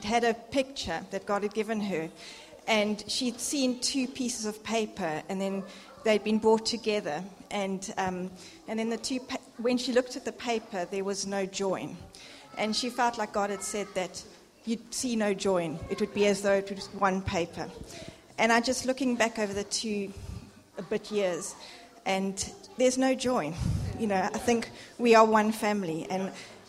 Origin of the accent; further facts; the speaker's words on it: South Africa; moved away; being South African, not having family